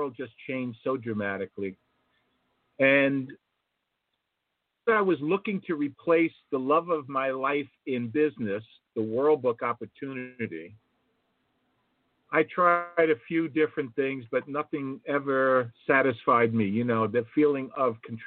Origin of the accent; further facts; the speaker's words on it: Jersey City, New Jersey, United States; from Jersey City, New Jersey